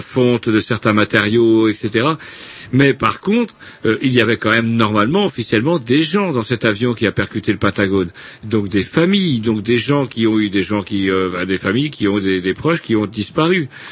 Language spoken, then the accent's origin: French; France; je suis français